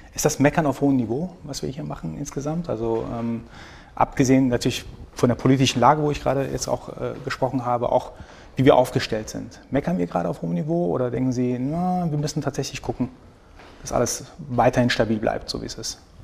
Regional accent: Iran; now in Germany; Ich bin aus dem Iran

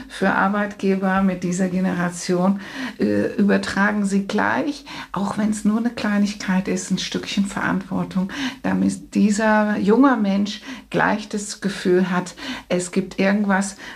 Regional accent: Netherlands; Was noch fehlt, ist vielleicht, ähm, ich bin Holländerin

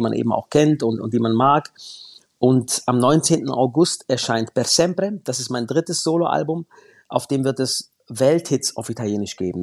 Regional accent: Baden-Württemberg, Germany; da bei uns im Süden Deutschlands

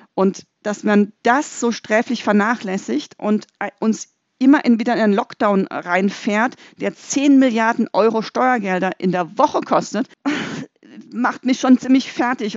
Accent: Freiburg, Baden-Württemberg, Germany; ich komme aus Freiburg

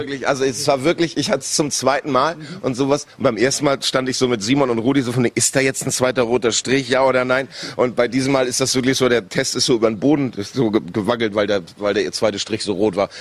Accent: Northern Germany, Germany; als Norddeutscher

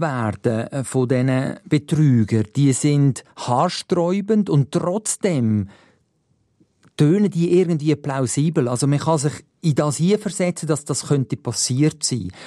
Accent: Switzerland; hier bei uns in der Schweiz

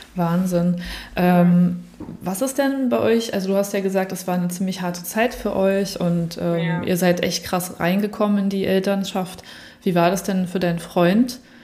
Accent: Berlin, Germany; now in Southern Germany, Germany; als in Süddeutschland Lebende, die eigentlich aus Berlin auch kommt

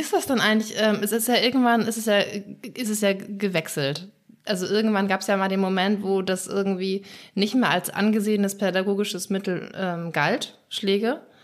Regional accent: Schleswig-Holstein, Germany; ich komme aus Schleswig-Holstein, in Schleswig-Holstein würde man sagen Pleach

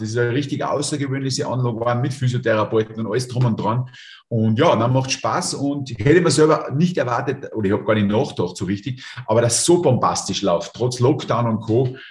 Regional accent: Lungau, Salzburg, Austria; in meiner Heimat. Ja, direkt Luftlinie von mir da einen Kilometer. Ähm, Lungau ist jetzt nicht der Hotspot

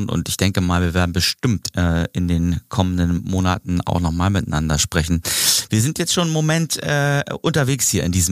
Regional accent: Northern Germany, Germany; als Norddeutscher, als Norddeutscher, ich komme aus

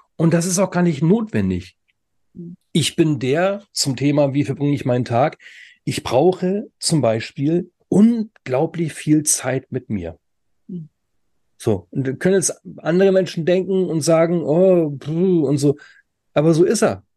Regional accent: Germany; Bei uns in Deutschland

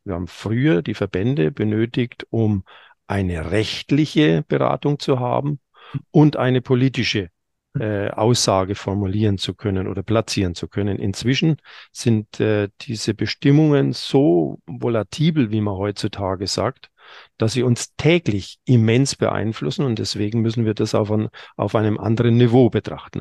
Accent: Franconia, Bavaria, Germany; bei uns in Franken

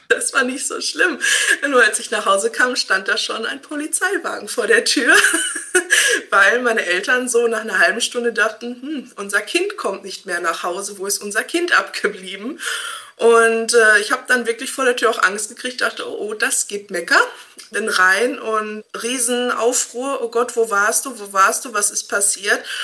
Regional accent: Hamm, North Rhine-Westphalia, Germany; ich komme aus Hamm

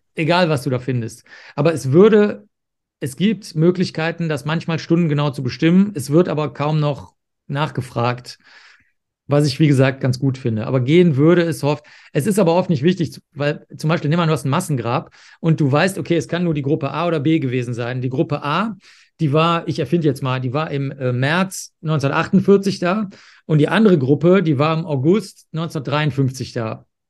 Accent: Cologne, North Rhine-Westphalia, Germany; ich bin ja aufgewachsen in Köln

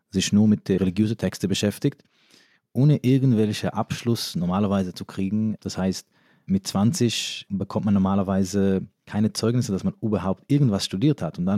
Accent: New York, United States; first language Yiddish; German is a second language; Also ich bin in New York aufgewachsen. Englisch war aber erst meine dritte oder vierte Sprache. Mhm. Das heißt, ich habe erst Jiddisch gesprochen und dann Hebräisch und dann Aramäisch und erst dann Englisch.

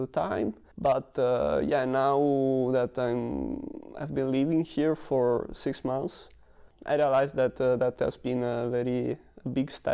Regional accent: Padua, Veneto, Italy; moved away as an adult; now in Germany; Padova is my hometown, and I grew up there

